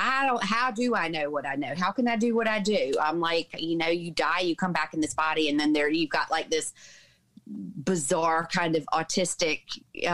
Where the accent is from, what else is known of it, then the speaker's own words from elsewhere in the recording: the Bible Belt, United States; grew up in the Bible Belt in the States.